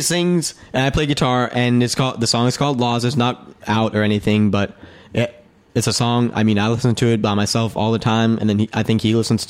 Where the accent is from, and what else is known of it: Winston-Salem, North Carolina, United States; born or raised there; moved away as an adult